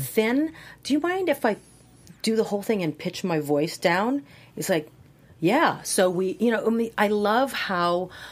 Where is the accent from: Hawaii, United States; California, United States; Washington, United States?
Hawaii, United States; moved away; I'm from Hawaii